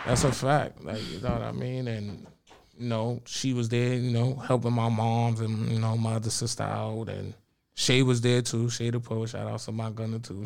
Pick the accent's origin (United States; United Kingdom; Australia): United States; New York City, New York; I'm from the Bronx, New York